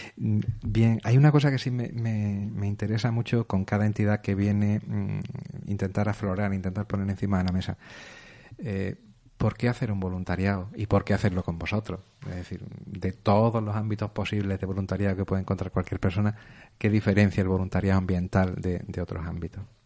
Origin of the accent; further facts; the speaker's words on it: Córdoba, Andalusia, Spain; now in Almería, Spain; no soy de Almería, vengo de una provincia del interior, Córdoba